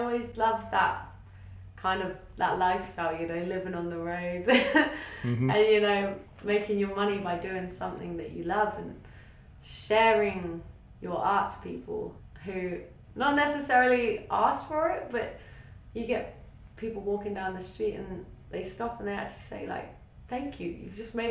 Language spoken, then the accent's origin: English; England, United Kingdom; moved away as an adult; now in Australia; I grew up in a small town in England